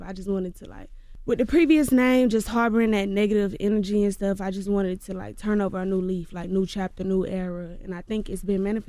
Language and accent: English; Georgia, United States; But, baby, I'm going to let you know I'm from Clayco. I'm going to let you know that. But to the masses, to the world, y'all probably never even heard of Clayco. So to the world, I'm from Atlanta.